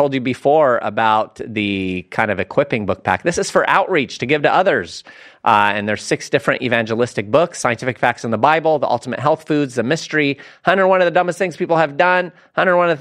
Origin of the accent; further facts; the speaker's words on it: Lebanon; I'm from Lebanon